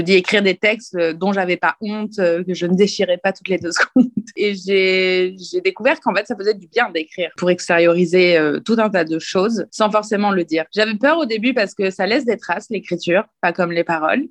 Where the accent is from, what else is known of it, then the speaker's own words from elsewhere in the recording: France; now in Italy; je suis française, oui, j'ai des origines italiennes et je vis actuellement en Italie